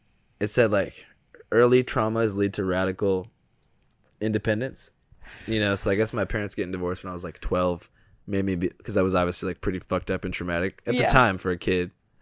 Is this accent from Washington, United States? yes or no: yes; Seattle, Washington, United States; I'm from Seattle.